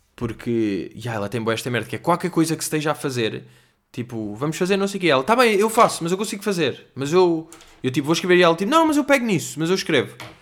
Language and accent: Portuguese; Portugal; nós somos da Europa desenvolvida